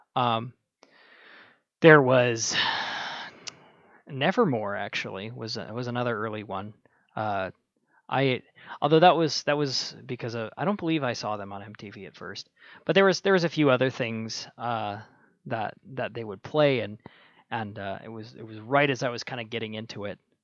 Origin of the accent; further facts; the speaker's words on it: Minnesota, United States; I was born in Minnesota, uh, freezing, freezing plains